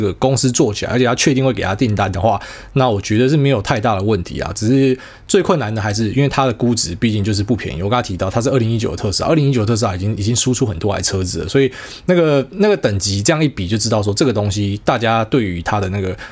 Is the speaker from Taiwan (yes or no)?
yes; Taiwan; 我们台湾人是比较顺民嘛